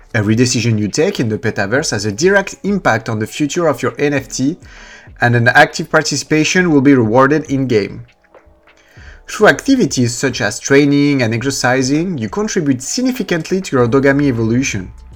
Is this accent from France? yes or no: yes; France; accent: French; English is a second language; I'm French, you might sometimes do not understand my accent